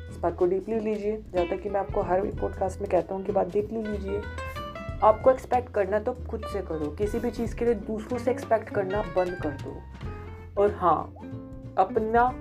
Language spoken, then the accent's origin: Hindi; India; कई लोगों ने मुझसे इंस्टाग्राम पे पूछ लिया कि मैं इंडियन हूँ जी हाँ मैं इंडियन हूँ